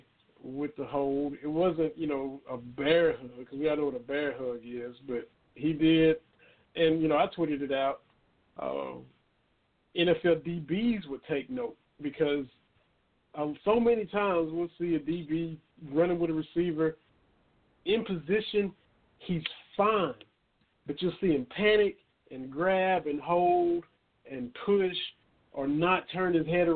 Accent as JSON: {"language": "English", "region": "Kentucky-Tennessee border", "country": "United States", "tie": "born or raised there", "said": "growing up on the Kentucky-Tennessee border"}